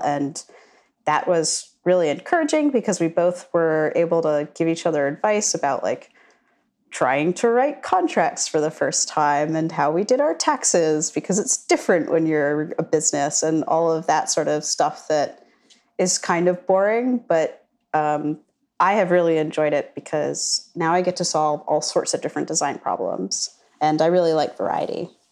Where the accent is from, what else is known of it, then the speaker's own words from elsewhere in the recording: suburbs right outside of Washington D.C., Virginia, United States; also born or lived in Sullivan County, Pennsylvania; now in Charlottesville, United States; I'm from uh, the Burbs in right outside of Washington D.C. So I am from Virginia originally, but I've moved within Virginia